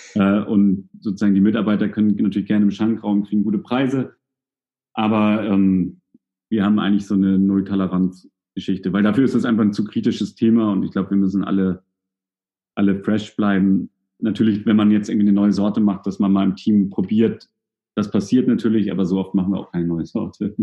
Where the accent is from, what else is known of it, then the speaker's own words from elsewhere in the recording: Hamburg, Germany; now in Kiel, Germany; ich komme ja aus Hamburg, bin ja nach Kiel gezogen